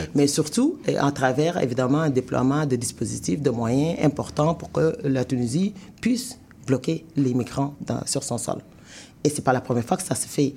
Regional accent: Senegal; now in Canada; moi, je suis sénégalaise, quand j'arrive au Canada, j'immigre au Canada mhm. parce que je, quitte mon pays qui est le Sénégal

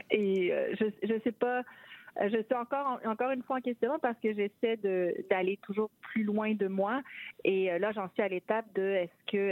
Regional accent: Quebec City, Quebec, Canada; now in Toronto, Canada; je viens de la ville de Québec et qu'une des surprises que j'ai en arrivant à Toronto

